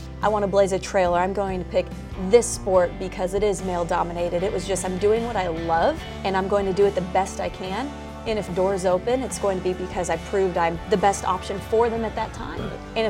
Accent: Southern California, United States; growing up in Southern California, there's no better college football team to cover than the USC Trojans.

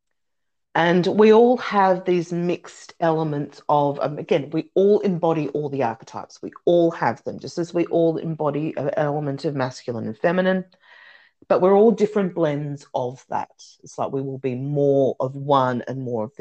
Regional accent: Australia; I'm Australian.

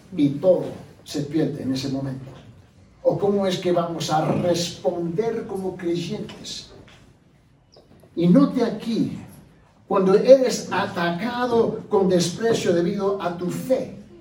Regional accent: Puerto Rico; por mi naturaleza yo soy puertorriqueño.

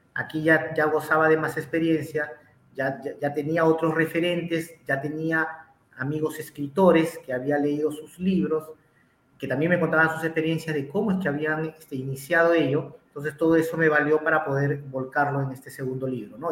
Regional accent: Lima, Peru; soy natural de Lima, eh, exactamente nací en Perú

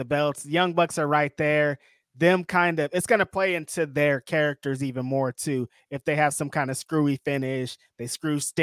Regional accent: Bakersfield, California, United States; now in Bay Area, United States; I'm from Bakersfield

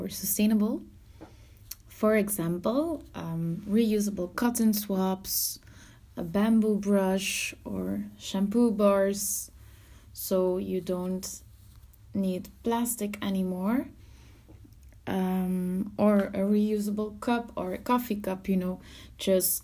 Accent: Belgium; I'm from Belgium

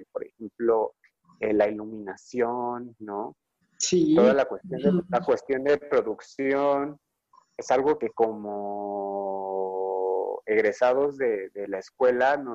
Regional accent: Mexico City, Mexico; ay, bueno, soy de la Ciudad de México, vivo en Puebla y pues vivo en Puebla, pero pues, no, estoy en otro, con otro tipo de moneda, estoy lejos de mi familia

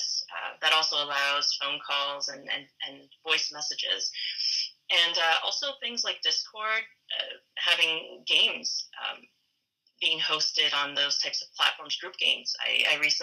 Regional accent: Fredericton, New Brunswick, Canada; also born or lived in Hong Kong; I grew up in Fredericton, New Brunswick. I was born in Hong Kong

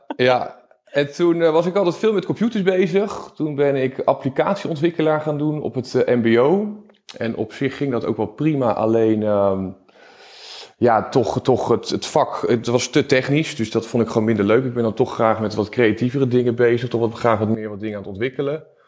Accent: Gouda, South Holland, Netherlands; also born or lived in Utrecht; Ik kom uit Gouda

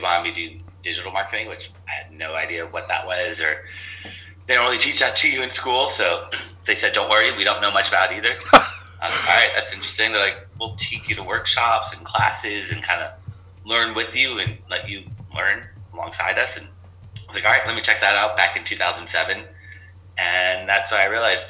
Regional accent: Los Angeles, California, United States; also born or lived in Torrance, California; grew up in San Pedro, which is next to Long Beach, California

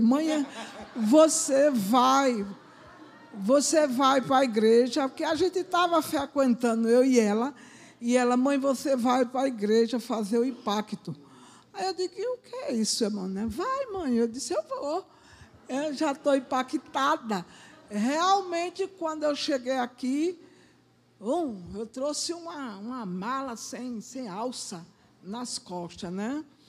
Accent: Pernambuco, Brazil; moved away as an adult; now in Rio de Janeiro, Brazil; eu sou pernambucana, só estou com quatro meses aqui com vocês

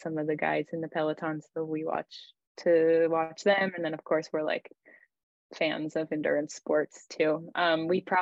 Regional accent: Maine, United States; moved away as an adult; also born or lived in New Hampshire / Zurich, Switzerland; now in France; I grew up in Maine, and I just grew up playing a lot of team sports

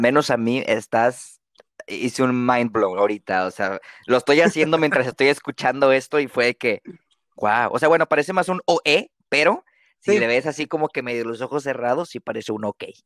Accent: Mexico; como buen mexicano lector promedio

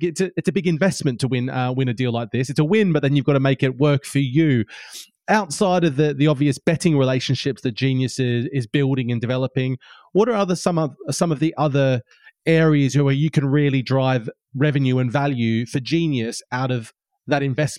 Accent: Australia; I'm Australian, and I'm used to looking at. I grew up in an Australian market

